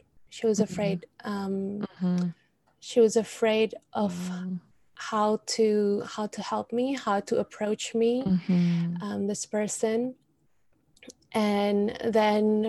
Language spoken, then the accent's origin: English; Indonesia; moved away; Indonesia, we're such a superstitious country.